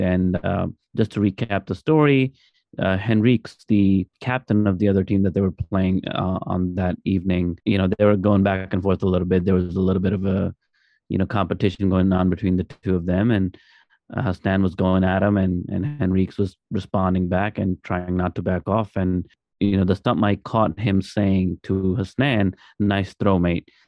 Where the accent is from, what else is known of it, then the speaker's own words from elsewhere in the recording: Pakistan; as Pakistani